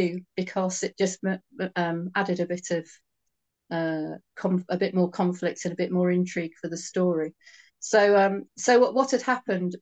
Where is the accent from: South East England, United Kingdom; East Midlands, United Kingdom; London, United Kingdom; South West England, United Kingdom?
South West England, United Kingdom; Helston; Lawrence's hometown of Helston, which is also my hometown.